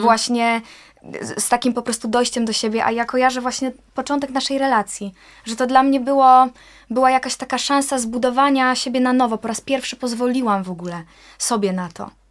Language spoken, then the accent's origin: Polish; Poland